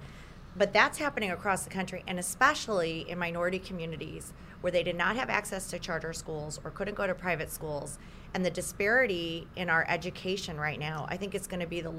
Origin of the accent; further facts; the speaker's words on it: Michigan, United States; I'm from Michigan.